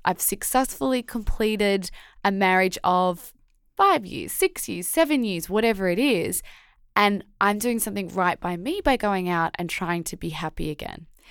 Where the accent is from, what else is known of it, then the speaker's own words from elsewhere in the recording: Australia; as an Aussie